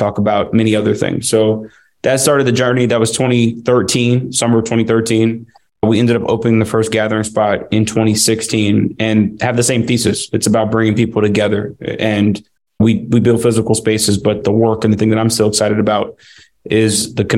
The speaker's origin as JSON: {"language": "English", "town": "Atlanta", "region": "Georgia", "country": "United States", "tie": "born or raised there", "also_born_or_lived": "Washington, District of Columbia, United States", "said": "I grew up in Atlanta with plans to be an attorney"}